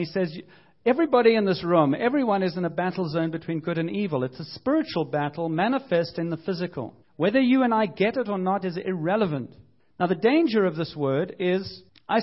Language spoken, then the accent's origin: English; United Kingdom; I'm British